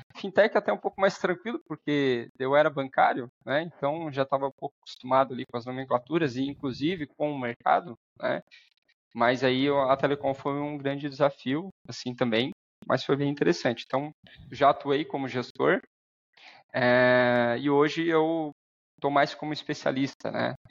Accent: Araranguá, Santa Catarina, Brazil; also born or lived in Dublin; sou natural aqui de Araranguá

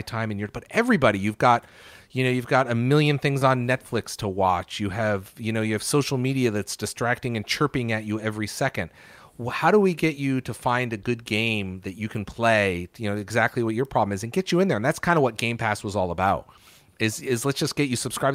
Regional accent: New Haven, Connecticut, United States; moved away as an adult; also born or lived in Syracuse; now in Seattle, United States; I grew up in Connecticut. I was born in Connecticut. I was born in New Haven.

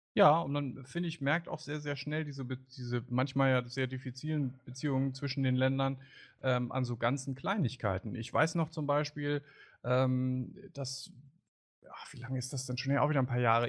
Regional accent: Germany; als Deutscher

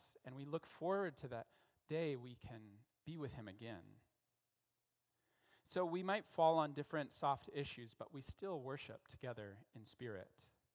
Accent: Denver, Colorado, United States; also born or lived in Philippines / Central America; now in Canada; I'm from Denver, Colorado

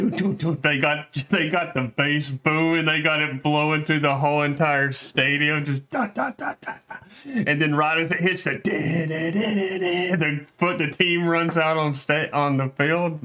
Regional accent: Alabama, United States; we're all from Alabama

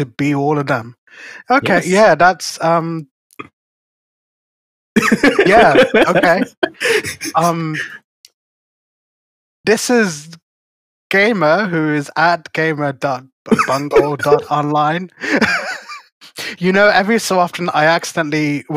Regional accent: United Kingdom; I'm British

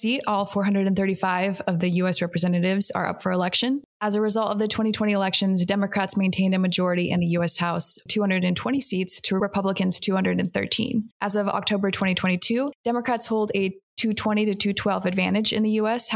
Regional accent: Arizona, United States; moved away; Arizona used to be my home state

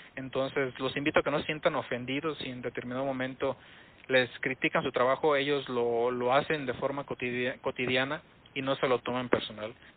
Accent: Mexico; para nosotros entendemos cómo somos como mexicanos, cómo, cómo es la gente aquí

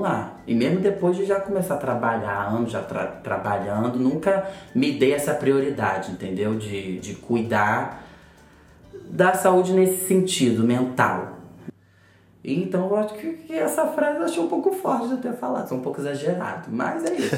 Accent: Duque de Caxias, Rio de Janeiro, Brazil; moved away as an adult; also born or lived in Botafogo, Rio de Janeiro; now in Rio de Janeiro, Brazil; Eu venho lá de Caxias, da Baixada Fluminense. E tô morando aqui agora em Botafogo

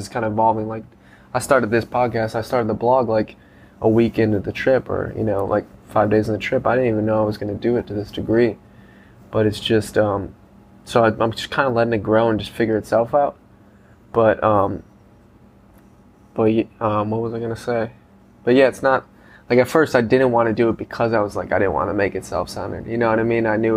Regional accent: Chicago, Illinois, United States; from Chicago

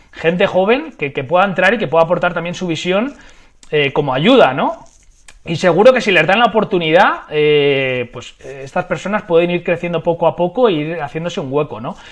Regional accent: Madrid, Community of Madrid, Spain; moved away; soy de Madrid, vivo actualmente en Madrid, aunque es verdad que he pasado muchos años de mi vida en diferentes ciudades y, países

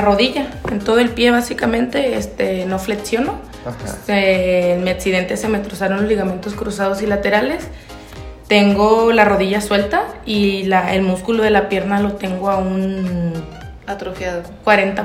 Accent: Acaponeta, Nayarit, Mexico; de allá de mi rancho, de Caponeta

